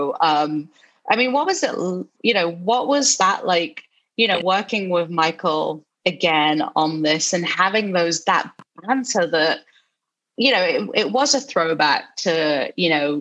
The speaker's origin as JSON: {"language": "English", "region": "London", "country": "United Kingdom", "tie": "born or raised there", "moved": "yes", "lives_now": "Los Angeles, United States", "said": "I grew up in London, straight from London"}